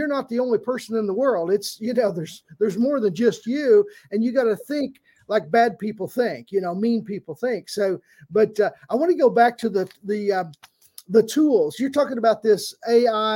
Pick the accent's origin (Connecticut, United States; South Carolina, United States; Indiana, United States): Indiana, United States; Southern; I grew up Southern Indiana, so I'm a Hoosier fan